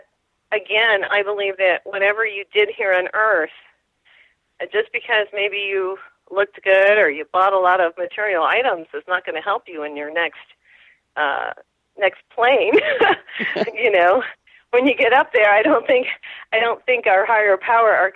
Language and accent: English; New Mexico, United States; I'm from New Mexico